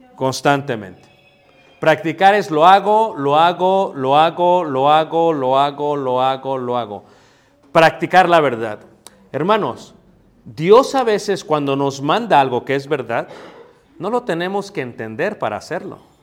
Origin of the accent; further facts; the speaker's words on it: Mexico City, Mexico; now in Michoacán, Mexico; cuando yo crecí en Ciudad de México